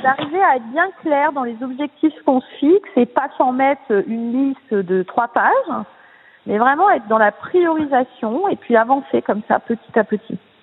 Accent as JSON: {"language": "French", "town": "Nice", "region": "Provence-Alpes-Côte d'Azur", "country": "France", "tie": "born or raised there", "said": "je suis une fille du sud puisque je suis née à Nice"}